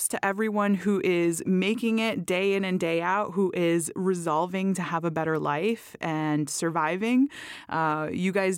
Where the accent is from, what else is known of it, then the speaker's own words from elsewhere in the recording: Miami, Florida, United States; moved away; my hometown and Karelle's hometown, which is Miami.